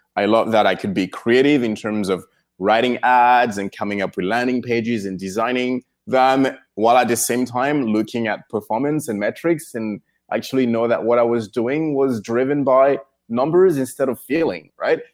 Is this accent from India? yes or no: no; Cameroon; moved away as an adult; now in United States; I was born in Cameroon, and then I spent some years there and then moved to the United States to, to, to, to go to college.